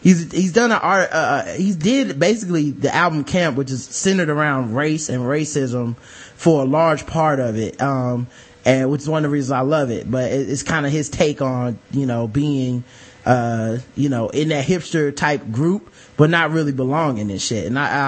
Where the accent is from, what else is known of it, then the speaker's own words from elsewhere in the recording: Decatur, Georgia, United States; But I'm from Decatur, Georgia, like the deck and in the projects. Moved to Stone Mountain later.